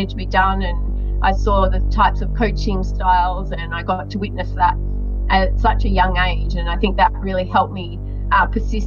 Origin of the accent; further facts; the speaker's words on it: Melbourne, Victoria, Australia; I grew up right here in Melbourne, only about 400 metres from my parents' house right now doing this interview